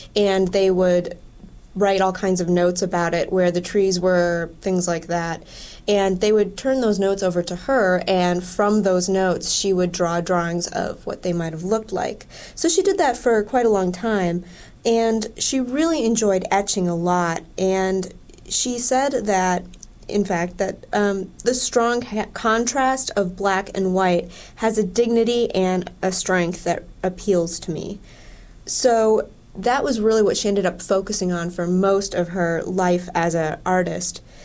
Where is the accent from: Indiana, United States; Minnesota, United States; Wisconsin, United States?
Wisconsin, United States; moved away; I'm originally from Wisconsin